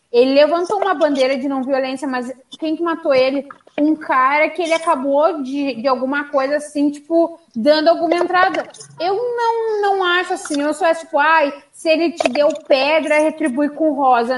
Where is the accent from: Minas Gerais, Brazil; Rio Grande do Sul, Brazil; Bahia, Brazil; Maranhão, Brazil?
Rio Grande do Sul, Brazil; accent: gaúcho; now in Rio de Janeiro, Brazil; eu acho lindo o sotaque gaúcho, eu acho lindo, sabe? Não é porque é meu sotaque